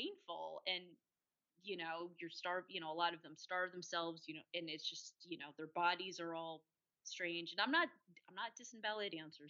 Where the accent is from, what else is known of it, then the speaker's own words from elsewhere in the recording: United States; I grew up outside of New York City, about 19 miles away